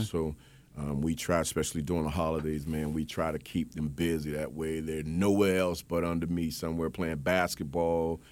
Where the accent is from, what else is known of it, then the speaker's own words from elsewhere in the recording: Miami, Florida, United States; I'm originally from Miami, Florida